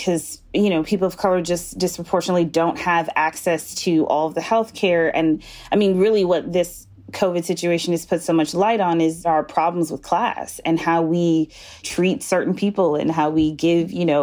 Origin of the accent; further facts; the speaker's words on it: Wisconsin, United States; Like even in my hometown, I'm from Wisconsin